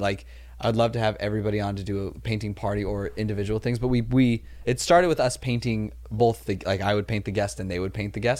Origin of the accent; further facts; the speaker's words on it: Los Angeles, California, United States; I grew up like in Chatsworth, California.